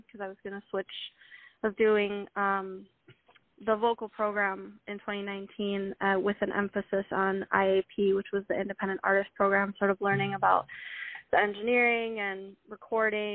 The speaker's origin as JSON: {"language": "English", "town": "Milwaukee", "region": "Wisconsin", "country": "United States", "said": "I'm from Milwaukee, Wisconsin, and I sort of always grew up in music"}